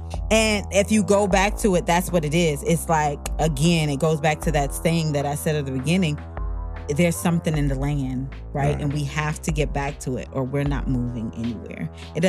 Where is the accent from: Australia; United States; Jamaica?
Jamaica; born there; Well, I was born in Jamaica to my mother and father, fell in love, whatever.